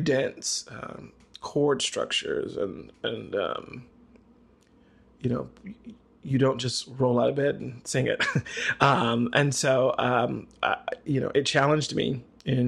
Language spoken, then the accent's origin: English; the South, United States; Growing up in the South, being a little gay boy